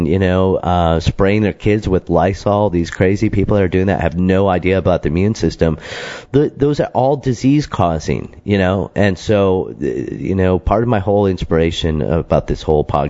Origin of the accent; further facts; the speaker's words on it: Michigan, United States; when we were growing up in Michigan